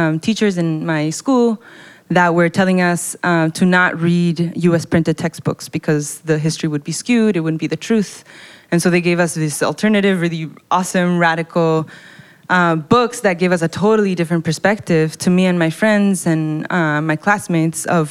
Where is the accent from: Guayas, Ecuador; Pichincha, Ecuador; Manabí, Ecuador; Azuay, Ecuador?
Pichincha, Ecuador; Quito; moved away; I was born and raised in Quito, Ecuador, which is in South America